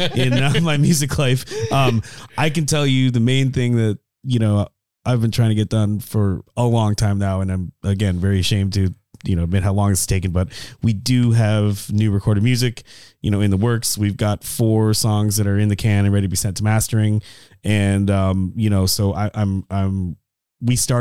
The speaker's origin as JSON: {"language": "English", "region": "Colorado", "country": "United States", "tie": "born or raised there", "said": "I grew up in Colorado"}